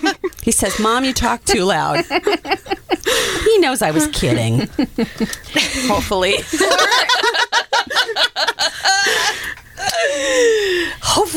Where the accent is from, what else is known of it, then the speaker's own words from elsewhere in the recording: Wyoming, United States; I grew up in Wyoming.